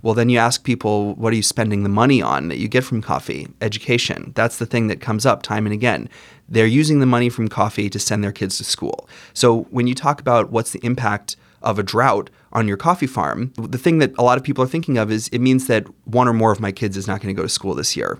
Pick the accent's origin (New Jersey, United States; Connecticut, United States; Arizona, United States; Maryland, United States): Arizona, United States; now in Washington, D.C., United States; I grew up in Arizona, but I live now here in Washington, D.C.